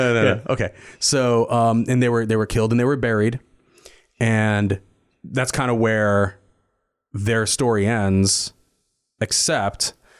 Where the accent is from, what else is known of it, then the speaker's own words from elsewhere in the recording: New Jersey, United States; And this is a resort town that I grew up in New Jersey, around Big Lake.